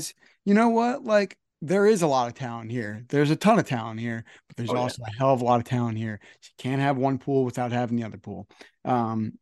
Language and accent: English; New Jersey, United States; I'm from New Jersey